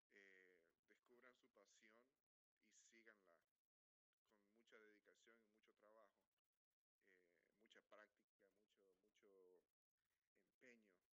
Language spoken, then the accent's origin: Spanish; Honduras; now in New Orleans, United States